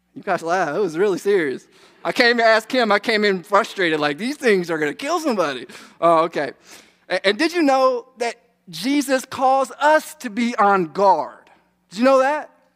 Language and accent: English; United States; we're American.